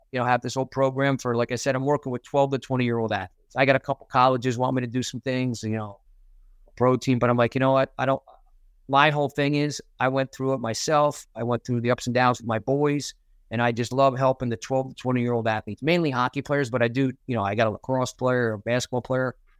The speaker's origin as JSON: {"language": "English", "town": "Brick", "region": "New Jersey", "country": "United States", "tie": "born or raised there", "said": "I grew up, born and raised in Brick, New Jersey"}